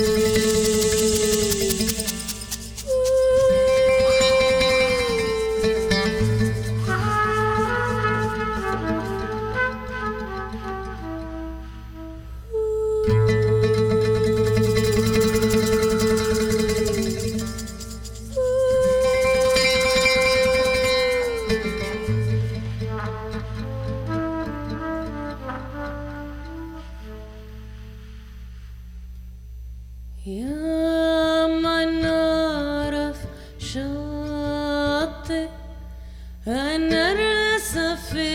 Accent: Sudan; moved away; it says on my passport that I was born in Sudan

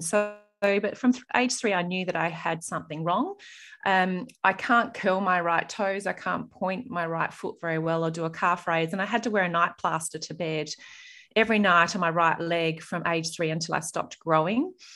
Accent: Murray Bridge, South Australia, Australia; also born or lived in Adelaide; growing up in Murray Bridge

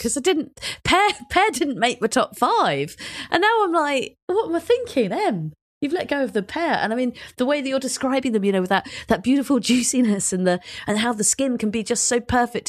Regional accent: London, United Kingdom; my world of being a Londoner

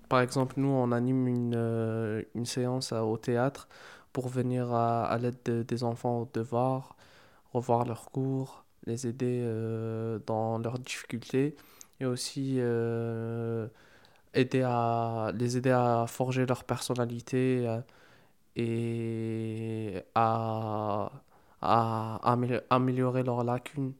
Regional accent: Algeria; moved away as an adult; now in Marseille, France; c'est ma première année ici en France pour, euh, pour les études. À la base, je suis, je suis algérien

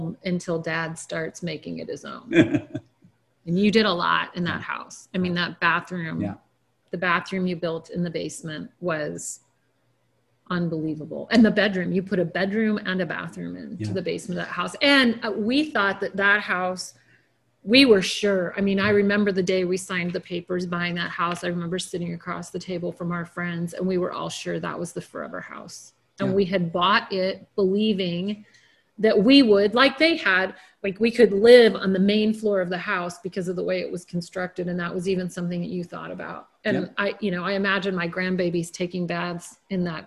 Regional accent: Southwest, United States; moved away as an adult; I grew up in the Southwest

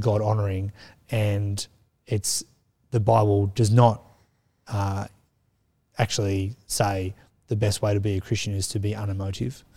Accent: Australia; I'm Australian

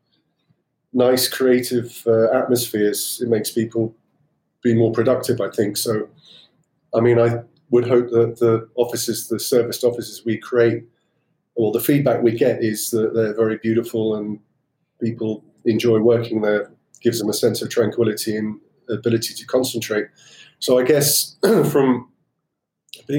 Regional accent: Cornwall, South West England, United Kingdom; I learned to sail when I was about 11, growing up in Cornwall.

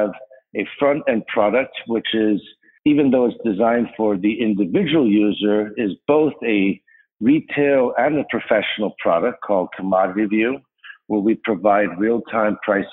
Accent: Chicago, Illinois, United States; also born or lived in Rhode Island / Evanston; I grew up mostly in Chicago on the north side in Rogers Park

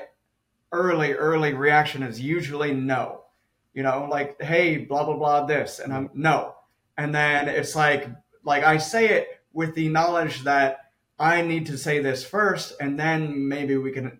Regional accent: Southern California, United States; I'm from Southern California, from the city

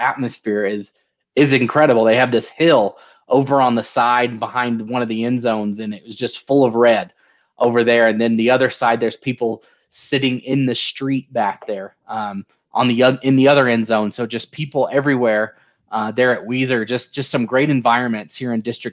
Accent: Durham, North Carolina, United States; moved away as an adult; also born or lived in Idaho; now in Treasure Valley, Idaho, United States; I'm born and raised in North Carolina.

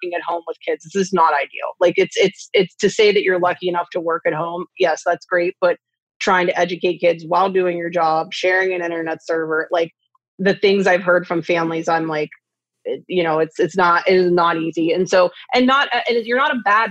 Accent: Delmont, Pennsylvania, United States; also born or lived in Greensburg, Pennsylvania; I grew up in Delmont, Westmoreland County's

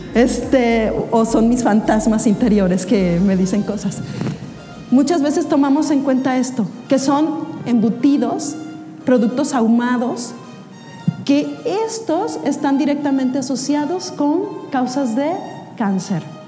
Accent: Mexico; como mexicanos

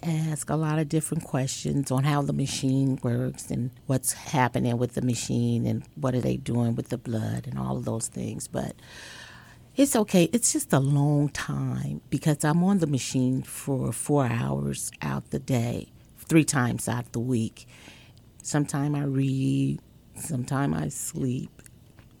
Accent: Chicago, Illinois, United States; I am a girl from Chicago, Illinois, on the south side of Chicago

